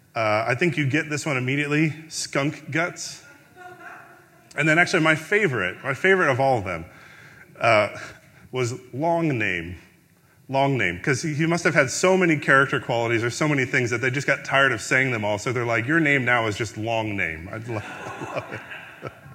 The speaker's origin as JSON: {"language": "English", "town": "Chicago", "region": "Illinois", "country": "United States", "tie": "born or raised there", "said": "I grew up in the Chicagoland area during the Chicago Bulls dynasty"}